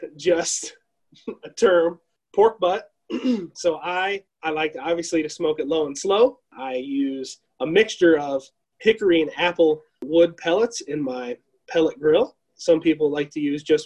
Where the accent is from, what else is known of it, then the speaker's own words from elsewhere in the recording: United States; I'm American and I'm very, very proud to be an American